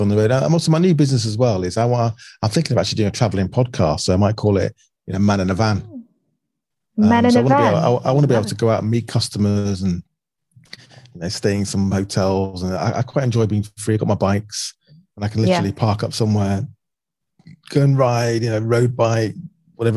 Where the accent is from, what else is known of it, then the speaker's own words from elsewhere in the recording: Manchester, North West England, United Kingdom; moved away as an adult; now in London, United Kingdom; I grew up a lot of time growing up in Manchester.